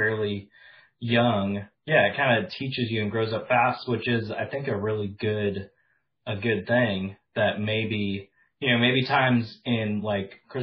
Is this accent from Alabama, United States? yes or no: no; Wisconsin, United States; also born or lived in Memphis / Arkansas; now in North Carolina, United States; I grew up in Wisconsin in like a small city that was 98% white